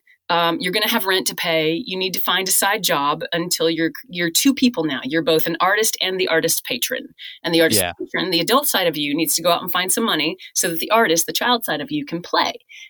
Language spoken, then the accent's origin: English; Newfoundland and Labrador, Canada; So yeah, I'm from Labrador.